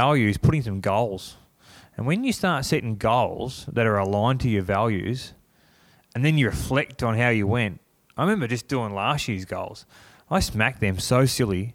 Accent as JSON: {"language": "English", "town": "Cobar", "region": "New South Wales", "country": "Australia", "moved": "yes", "lives_now": "Sydney, Australia", "said": "I'm a kid from Bourke Street, Cobar"}